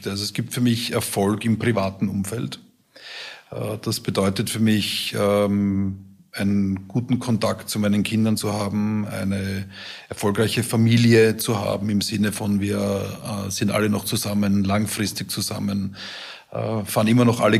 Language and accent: German; Vienna, Austria; Genau, Gott sei Dank in meiner Heimat.